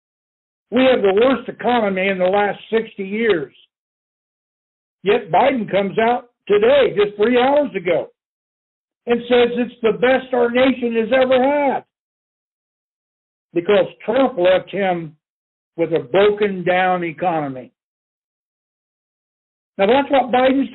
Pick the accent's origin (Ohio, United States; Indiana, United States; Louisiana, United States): Indiana, United States; Indianapolis; in my home state in Indianapolis